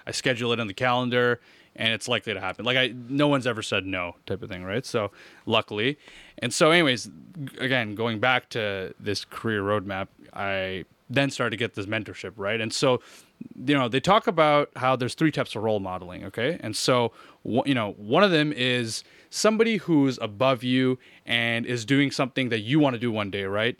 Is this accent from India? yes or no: no; Hawkesbury, Ontario, Canada; moved away; also born or lived in Montreal / Orleans; I was born in Montreal, but I grew up most of my life in Hawkesbury